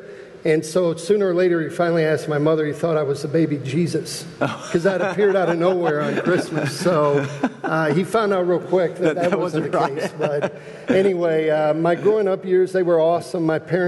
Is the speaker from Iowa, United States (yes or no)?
yes; Clinton, Iowa, United States; I was born in Clinton, Iowa. In Iowa, and my parents actually adopted me at birth.